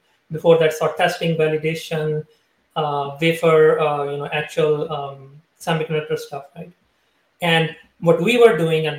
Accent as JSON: {"language": "English", "country": "Pakistan", "tie": "born or raised there", "moved": "yes", "said": "I am from Pakistan originally. I was born there"}